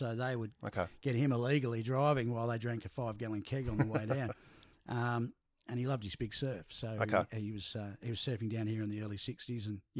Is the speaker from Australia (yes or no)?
yes; Perth, Western Australia, Australia; also born or lived in New Norcia, Western Australia / Yallingup, Western Australia / Jersey, Channel Islands; the folks went farming first off there at New Norcia way till I was about five or six. I was born in Cottesloe, Devonlay Hospital, which doesn't exist anymore.